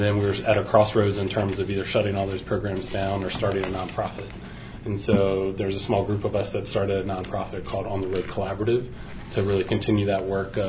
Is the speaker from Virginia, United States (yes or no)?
yes; Harrisonburg, Virginia, United States; moved away as an adult; also born or lived in Boston; moved to Harrisonburg, Virginia, which is my hometown, which is where I currently reside